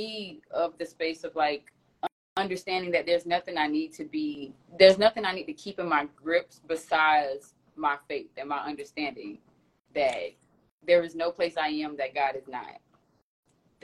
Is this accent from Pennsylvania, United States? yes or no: no; Florida, United States; moved away as an adult; also born or lived in New York; Even though I'm from Florida, I've been gone for almost 9 years